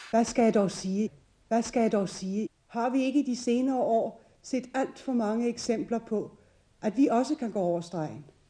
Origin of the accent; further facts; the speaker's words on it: Denmark